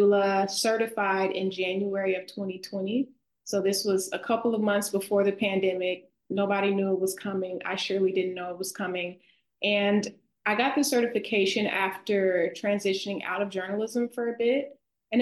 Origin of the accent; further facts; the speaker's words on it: the South, United States; accent: Southern; my Southern accent.